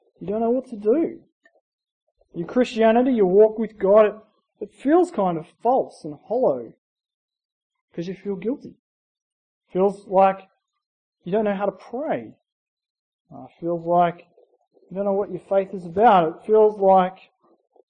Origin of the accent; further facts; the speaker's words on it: Gundagai, New South Wales, Australia; I grew up in Gundagai, New South Wales, a small town in New South Wales, about 2,000 people